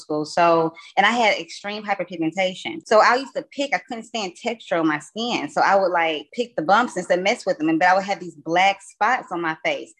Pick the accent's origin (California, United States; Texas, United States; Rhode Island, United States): Texas, United States; East; I am from East Texas